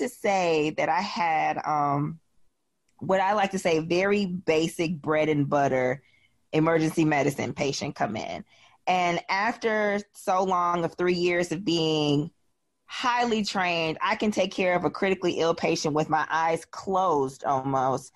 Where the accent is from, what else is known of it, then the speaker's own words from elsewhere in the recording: Wisconsin, United States; now in Memphis, United States; I'm from Wisconsin